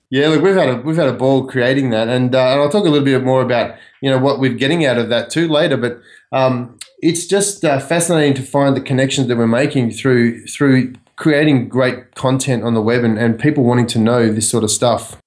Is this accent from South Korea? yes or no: no; Australia; moved away as an adult; now in United States; I grew up in Australia